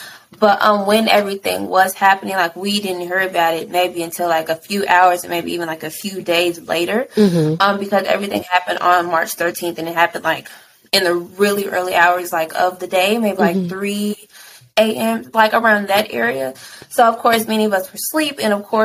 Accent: Louisville, Kentucky, United States; also born or lived in Florida; since mm-hmm. then, like I've been in Louisville

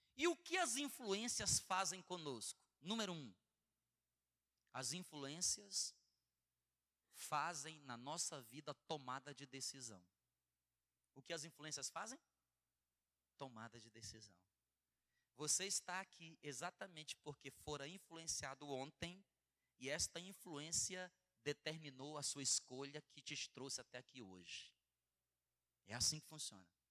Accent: Bom Jardim, Brazil; eu nasci no Bom Jardim

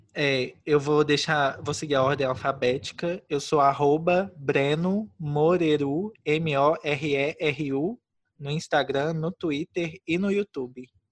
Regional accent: Brazil; now in Poland; eu sou brasileiro

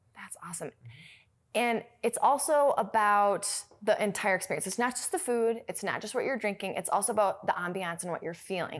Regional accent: Minneapolis, Minnesota, United States; moved away

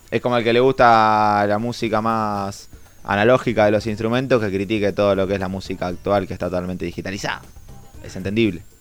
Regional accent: Carmen de Areco, Buenos Aires Province, Argentina; moved away as an adult; yo voy mucho de, acá a mi pueblo. voy casi todos los fines de semana. ¿Qué pueblo? Carmen de Areco.

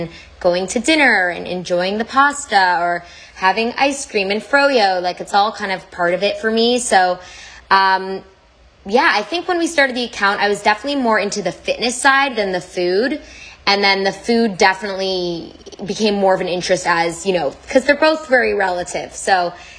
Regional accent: Toronto, Ontario, Canada

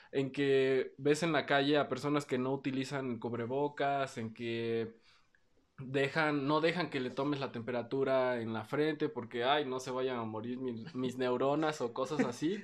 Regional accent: Oaxaca, Mexico; also born or lived in Mexico City

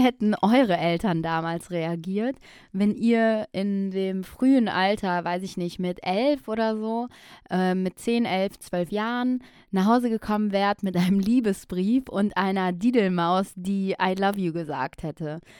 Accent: Aachen, North Rhine-Westphalia, Germany; now in Düsseldorf, Germany; ich bin in Aachen geboren und aufgewachsen

